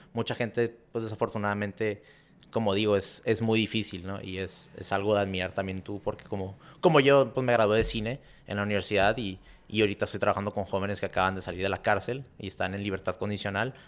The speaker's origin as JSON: {"language": "Spanish", "town": "Tijuana", "region": "Baja California", "country": "Mexico", "tie": "born or raised there", "moved": "as an adult", "said": "Nos regresamos a, a donde crecimos otra vez en Tijuana."}